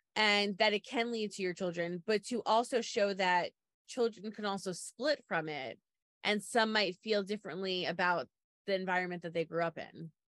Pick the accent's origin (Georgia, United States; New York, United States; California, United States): New York, United States; Long Island; I'm from Long Island